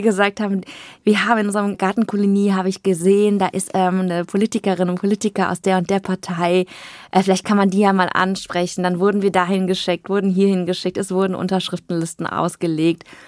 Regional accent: Aachen, North Rhine-Westphalia, Germany; ich bin im Luisenhospital geboren in Aachen, war da und da auf dem Kindergarten

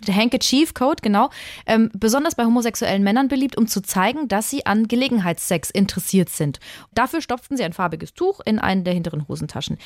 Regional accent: Würzburg, Bavaria, Germany; aus meiner Heimatstadt in Würzburg

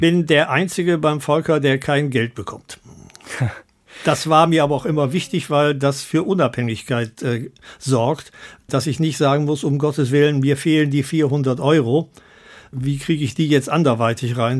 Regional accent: Bergneustadt, North Rhine-Westphalia, Germany; in meiner Geburtsstadt Bergneustadt

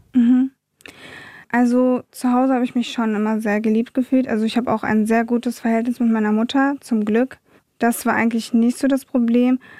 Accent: Wiesbaden, Hesse, Germany; also born or lived in Munich; ich bin in München geboren, in Wiesbaden aufgewachsen

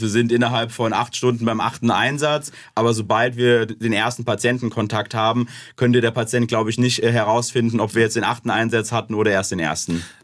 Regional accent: Ober-Ramstadt, Hesse, Germany; Ich komme aus dem Raum Darmstadt bei Frankfurt, Oberramstadt um genau zu sein

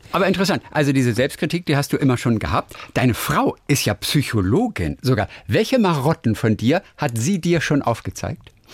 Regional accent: Northern Germany, Germany; Ich komme aus, aus Norddeutschland eigentlich

